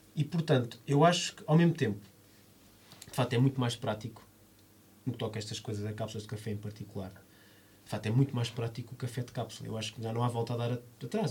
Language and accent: Portuguese; Lisbon, Portugal; eu vivi toda a minha vida em Alvalade